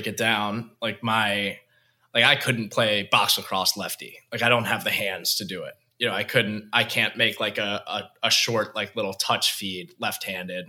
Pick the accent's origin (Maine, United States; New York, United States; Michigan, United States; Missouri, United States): New York, United States; Long Island; growing up on Long Island